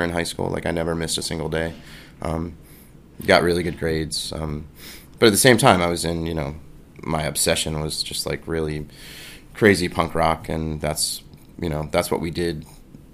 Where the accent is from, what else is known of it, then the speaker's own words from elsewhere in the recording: Baltimore, Maryland, United States; now in New York City, United States; I grew up in the suburbs of Baltimore